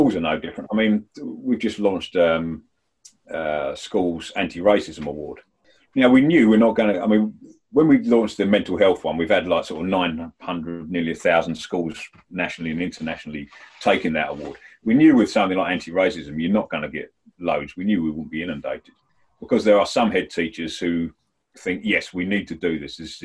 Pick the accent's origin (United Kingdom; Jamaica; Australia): United Kingdom; Medway, South East England; moved away; I was from Kent, Medway Town.